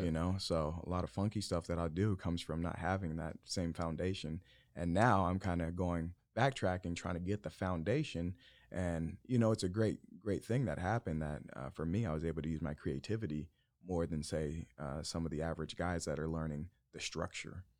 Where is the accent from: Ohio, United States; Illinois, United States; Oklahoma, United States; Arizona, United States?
Arizona, United States; Yuma; I was born in Yuma, Arizona